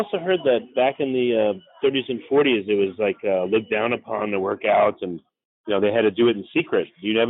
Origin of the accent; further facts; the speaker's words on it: New York City, New York, United States; I'm from Queens, so people call it the city, even though it sits on Long Island, but I guess close enough, right?